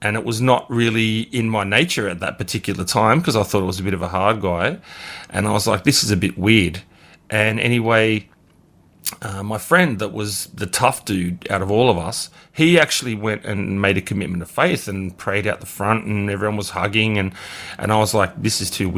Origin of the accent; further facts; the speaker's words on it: Bankstown, New South Wales, Australia; I grew up in Bankstown